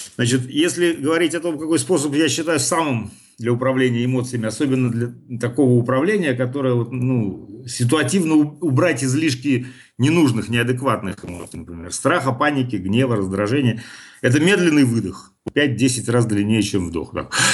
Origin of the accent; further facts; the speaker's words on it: Saint Petersburg, Russia; как нас в детстве говорили в Питере, «Зыка»